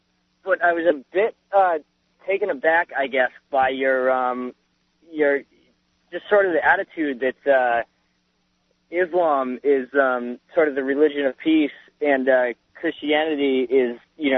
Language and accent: English; Vermont, United States; now in Cape Cod, United States; I'm from Vermont originally. Lived down on Cape Cod now